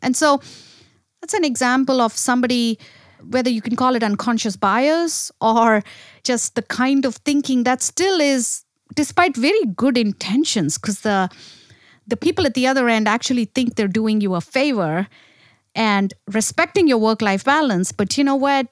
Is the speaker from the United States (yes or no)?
no; India; moved away; I grew up in India